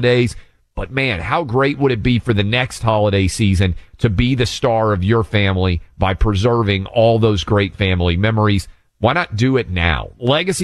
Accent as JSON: {"language": "English", "region": "Tennessee", "country": "United States", "tie": "born or raised there", "said": "Chattanooga, Tennessee, my home state, my mom's home city"}